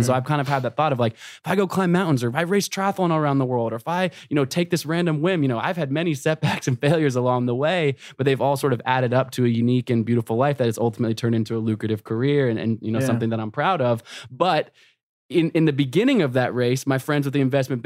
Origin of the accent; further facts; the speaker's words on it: Portland, Oregon, United States; I grew up in Portland, Oregon.